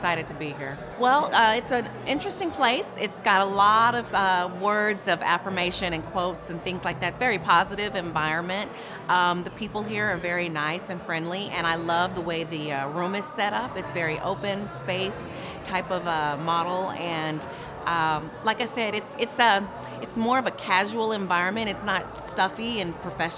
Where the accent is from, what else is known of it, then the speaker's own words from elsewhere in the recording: Tulsa, Oklahoma, United States; I'm from Tulsa, Oklahoma.